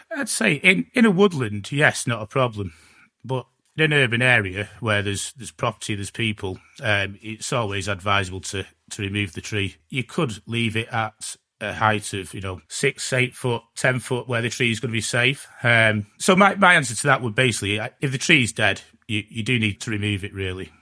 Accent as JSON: {"language": "English", "town": "Gloucester", "region": "South West England", "country": "United Kingdom", "said": "I'm from Gloucester"}